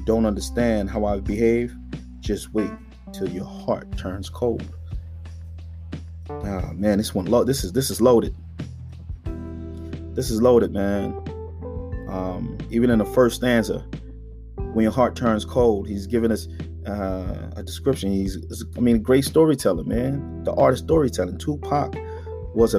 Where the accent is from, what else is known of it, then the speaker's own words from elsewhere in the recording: United States; as an African-American man growing up in America, you know, in the inner city